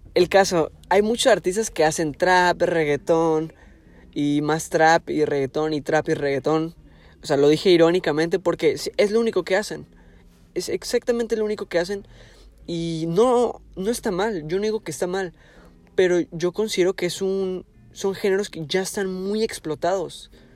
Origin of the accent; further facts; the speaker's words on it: Tijuana, Baja California, Mexico; Yo soy aquí de Tijuana, ciudad de Tijuana de Baja California, México